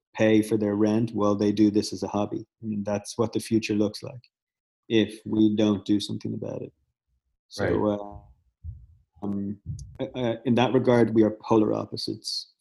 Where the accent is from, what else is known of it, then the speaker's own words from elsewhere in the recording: Dublin, Leinster, Ireland; moved away; I grew up in Dublin